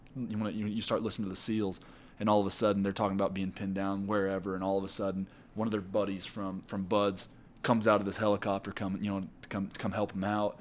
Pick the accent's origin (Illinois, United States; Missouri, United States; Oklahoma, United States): Missouri, United States; now in Utah, United States; I'm from Missouri